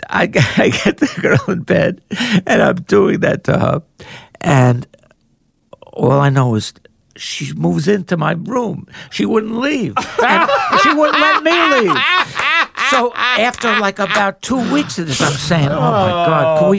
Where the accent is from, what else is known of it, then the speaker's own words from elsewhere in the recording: New York City, New York, United States; growing up in Queens